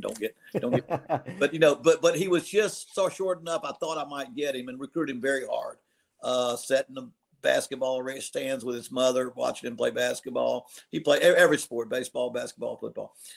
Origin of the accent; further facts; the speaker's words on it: Morgantown, West Virginia, United States; moved away; I grew up in Morgantown